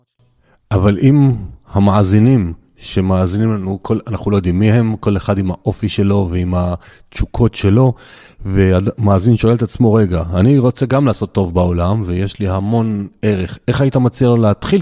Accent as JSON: {"language": "Hebrew", "area": "the Krayot", "region": "Haifa District", "country": "Israel", "tie": "born or raised there", "said": "אני, אני מהקריות"}